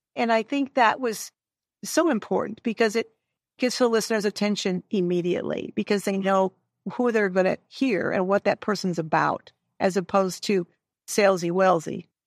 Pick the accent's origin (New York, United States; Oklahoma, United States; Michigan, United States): Michigan, United States; Detroit; I'm a northern gal. I'm from the Detroit area